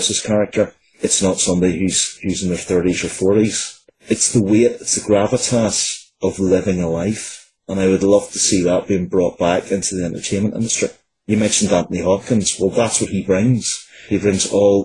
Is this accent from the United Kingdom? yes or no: yes; Northern Ireland, United Kingdom; born or raised there